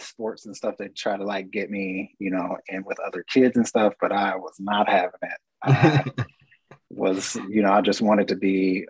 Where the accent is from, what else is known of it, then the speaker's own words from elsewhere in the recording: Kansas City, Missouri, United States; now in Mexico; I'm originally from Kansas City, Missouri.